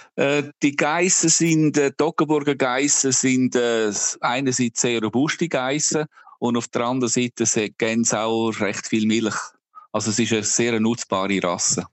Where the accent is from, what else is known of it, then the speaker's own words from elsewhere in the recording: Obertoggenburg, St. Gallen, Switzerland; moved away as an adult; now in Ireland; ich bin selber auf einem Bauernhof aufgewachsen im Obertoggenburg